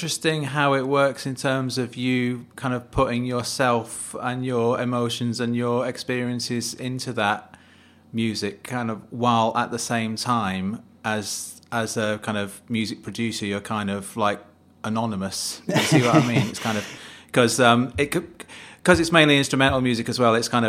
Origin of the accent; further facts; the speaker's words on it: Manchester, North West England, United Kingdom; I live for half of my life in the south of England, but I was brought up in Manchester and I'm back in Manchester again, so I've come full circle, and slowly getting the accent back.